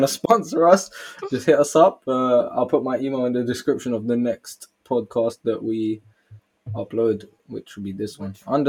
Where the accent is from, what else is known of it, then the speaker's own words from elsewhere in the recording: United Kingdom; we're British.